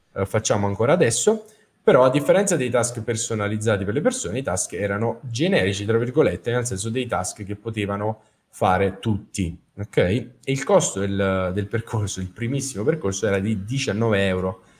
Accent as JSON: {"language": "Italian", "town": "Capua", "region": "Campania", "country": "Italy", "tie": "born or raised there", "also_born_or_lived": "Naples", "said": "Sono a Capua, eh, la mia città natale, dove ho vissuto per la maggior parte della mia vita"}